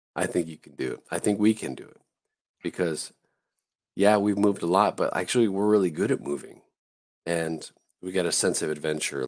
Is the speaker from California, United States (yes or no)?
yes; Southern California, United States; I grew up in Southern California.